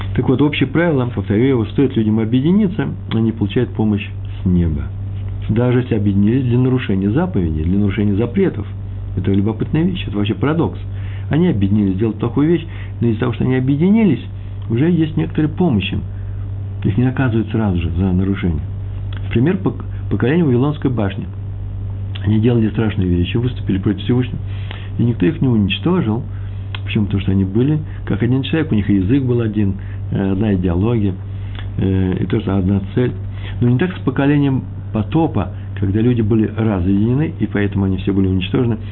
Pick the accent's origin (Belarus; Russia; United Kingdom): Russia